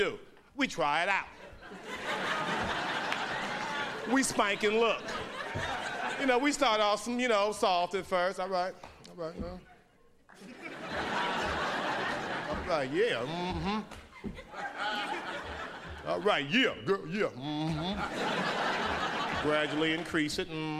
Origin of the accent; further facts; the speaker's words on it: Oakland, California, United States; I grew up in Oakland, California